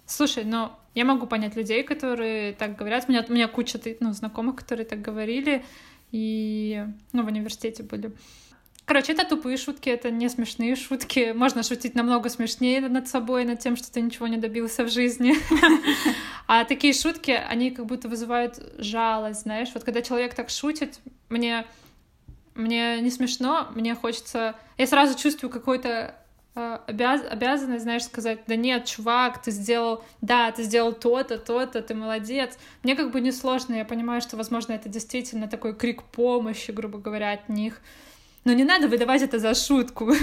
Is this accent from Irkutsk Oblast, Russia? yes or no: yes; Irkutsk, Irkutsk Oblast, Russia; now in Saint Petersburg, Russia; там, где я росла, ну, в Иркуте